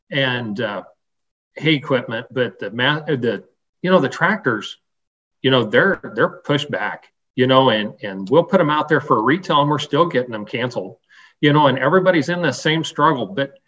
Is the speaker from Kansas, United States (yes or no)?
yes; Western Kansas, United States; I came from Western Kansas. I grew up on a farm